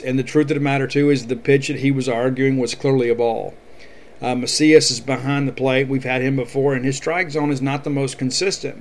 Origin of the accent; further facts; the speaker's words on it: South Mississippi, United States; I'm from South Mississippi, and fiercely proud to be a Mississippian.